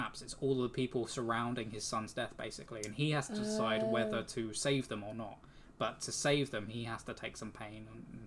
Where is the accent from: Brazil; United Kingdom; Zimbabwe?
United Kingdom; England; We are from England. Yep. Folkestone, Kent.